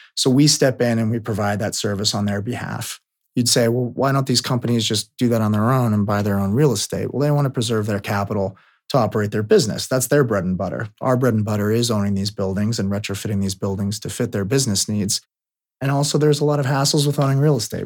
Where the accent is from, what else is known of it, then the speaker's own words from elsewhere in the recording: Bay Area, California, United States; I was born and raised in the Bay Area of California